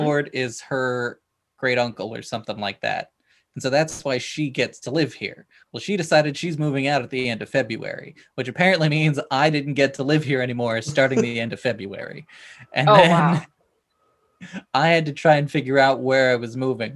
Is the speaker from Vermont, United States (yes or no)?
no; Alaska, United States; now in Portland, United States; I grew up with ravens because I grew up in Alaska